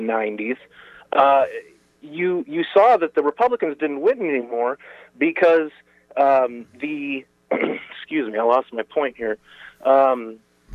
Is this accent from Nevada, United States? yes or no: no; Chicago, Illinois, United States; moved away; I am originally from Chicago, the north side